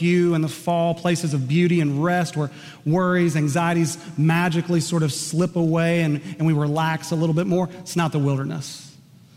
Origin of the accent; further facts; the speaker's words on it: Enid, Oklahoma, United States; one of my dear close friends from middle school and high school growing up in Enid, Oklahoma